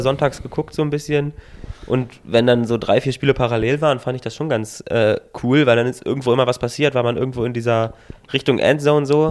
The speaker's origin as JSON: {"language": "German", "area": "near Hanover", "region": "Lower Saxony", "country": "Germany", "said": "Ich komme ja aus der Nähe von Hannover"}